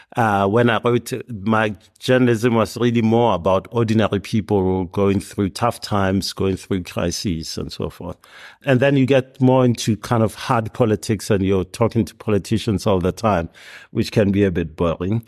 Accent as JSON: {"language": "English", "town": "Hammanskraal", "region": "Gauteng", "country": "South Africa", "tie": "born or raised there", "said": "I grew up in Hermannskraal, which is north of Pretoria"}